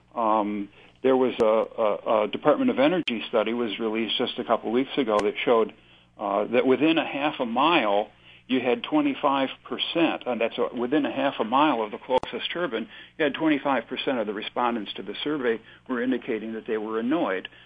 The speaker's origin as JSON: {"language": "English", "area": "Chautauqua County", "region": "New York", "country": "United States", "said": "I'm from Chautauqua County"}